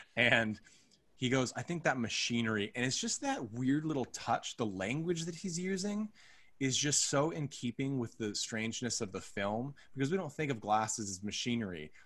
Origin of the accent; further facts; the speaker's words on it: United States; we're all from the United States